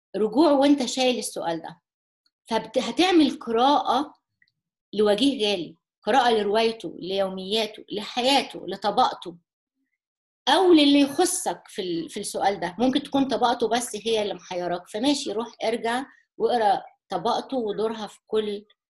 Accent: Egypt; كمصريين او كعرب

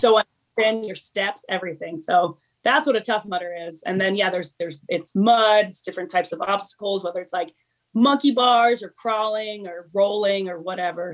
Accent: Des Moines, Iowa, United States; also born or lived in Miami / Chicago / California; now in Boulder, United States; I currently live in Boulder, Colorado. Um, and I was born and raised in Des Moines, Iowa, where my whole family still is.

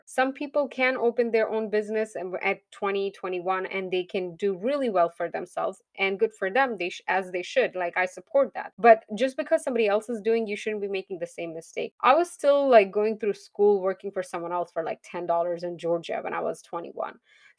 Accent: Pakistan; moved away as an adult; now in United States; Now, when I came to US, I was licensed from Pakistan. I did have my certification there. We don't have licenses there. We have certifications there.

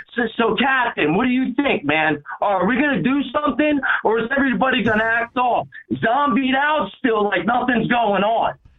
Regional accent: United States; as an American

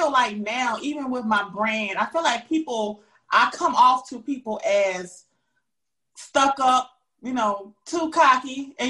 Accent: the South, United States; Yes, we're from the South, and it's so funny when I talk to people from up North

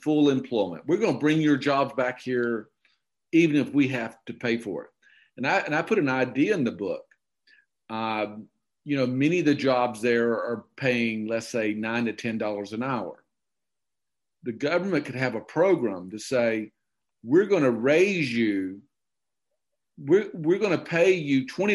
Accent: Okefenokee Swamp, Georgia, United States; moved away; I grew up in the Okefenokee Swamp, and I grew up in redneck heaven

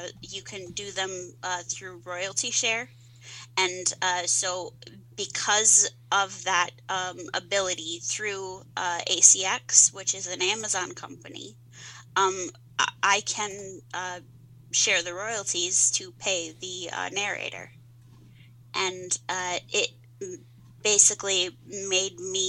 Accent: Columbia, Missouri, United States; accent: twang; I was born in Columbia, Missouri, but my family is from southern Missouri

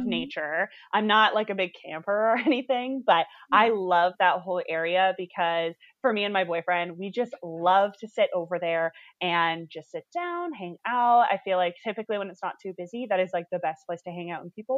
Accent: Northern California, United States; I grew up in Northern California

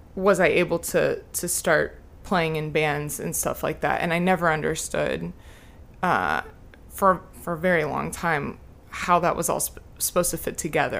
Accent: The Colony, Texas, United States; born or raised there; also born or lived in Lubbock, Texas

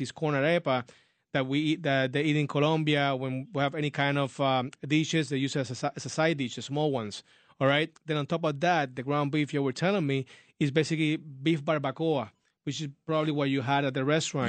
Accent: Puerto Rico; now in United States; I'm born and raised in Puerto Rico. Moved to the United States uh, a while ago

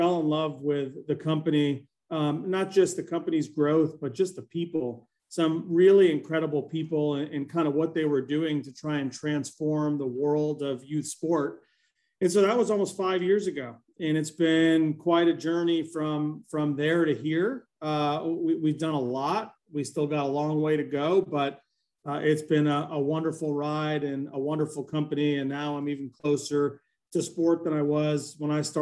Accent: Boston, Massachusetts, United States; moved away as an adult; also born or lived in Ann Arbor, Michigan; I grew up in Boston, Massachusetts

